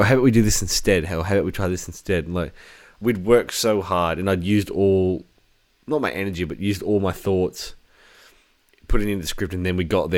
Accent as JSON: {"language": "English", "country": "Australia", "said": "We are Australian."}